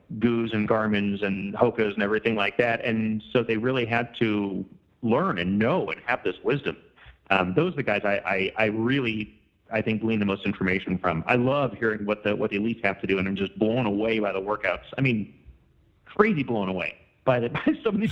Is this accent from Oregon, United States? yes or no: no; Southern California, United States; I was raised in Southern California